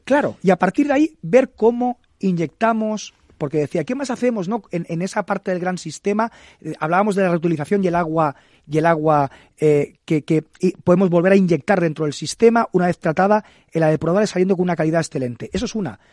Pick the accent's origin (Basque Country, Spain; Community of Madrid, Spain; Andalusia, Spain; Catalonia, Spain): Catalonia, Spain; El Prat de Llobregat; a mi pueblo, al Prat